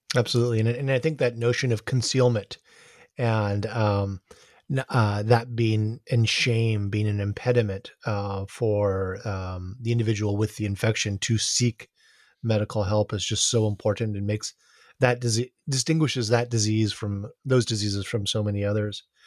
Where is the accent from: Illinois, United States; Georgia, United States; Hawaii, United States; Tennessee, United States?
Hawaii, United States; Honolulu; growing up in Honolulu